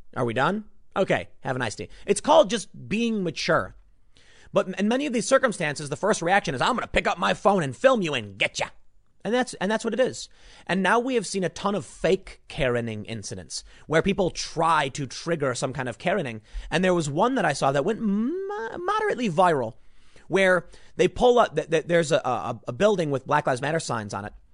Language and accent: English; Chicago, Illinois, United States; moved away; growing up in Chicago